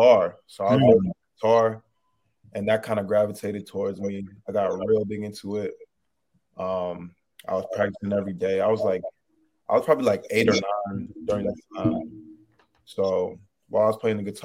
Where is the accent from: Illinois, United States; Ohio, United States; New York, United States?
Ohio, United States; Canton; moved away; originally I'm from Ohio, Canton, Ohio